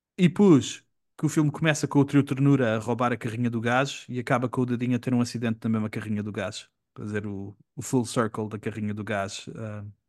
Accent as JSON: {"language": "Portuguese", "country": "Portugal", "moved": "as an adult", "said": "quando eu vivi fora de Portugal"}